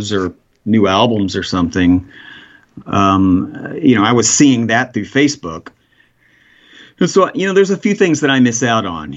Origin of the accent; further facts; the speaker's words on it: Texas, United States; moved away as an adult; also born or lived in Dallas / Austin / Idaho / Oregon; I from Texas. I was born in Dallas, and I've lived out in East Texas for a long time.